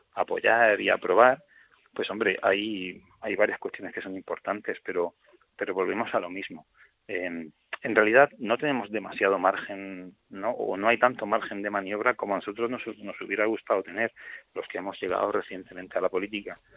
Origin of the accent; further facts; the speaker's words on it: Region of Murcia, Spain; todos los murcianos tomemos conciencia